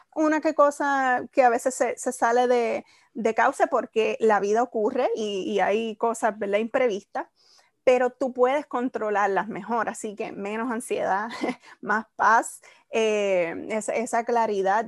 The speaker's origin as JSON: {"language": "Spanish", "town": "Isabela", "country": "Puerto Rico", "tie": "born or raised there", "also_born_or_lived": "Mayagüez, Puerto Rico", "moved": "as an adult", "said": "soy de Isabela. luego de estudiar 13 años en, el mismo colegio, me gradúo"}